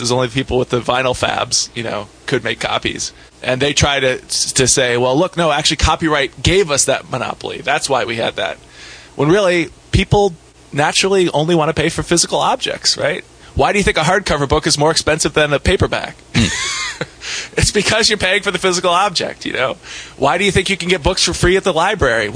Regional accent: Ohio, United States; I grew up in Ohio

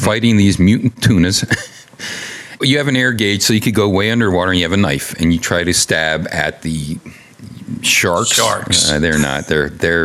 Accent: United States

